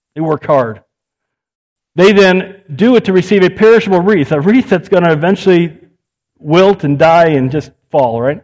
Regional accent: United States; I'm an American.

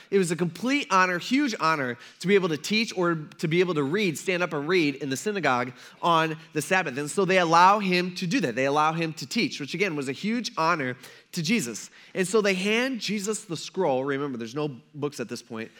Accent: Fremont, Ohio, United States; now in Tiffin, United States; I grew up in Fremont

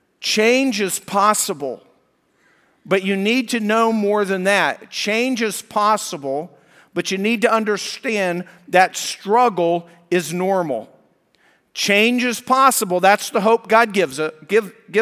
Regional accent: Colorado, United States; moved away; I was raised in Colorado

